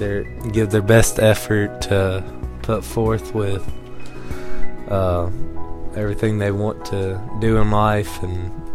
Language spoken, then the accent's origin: English; Jackson County, Kentucky, United States; I'm from here in Jackson County.